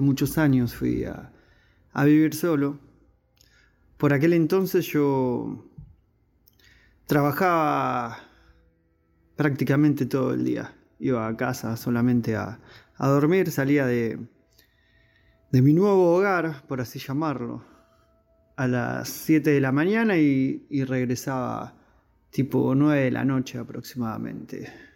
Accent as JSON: {"language": "Spanish", "town": "Berisso", "region": "Buenos Aires Province", "country": "Argentina", "said": "soy de Argentina, de la localidad de Berizo"}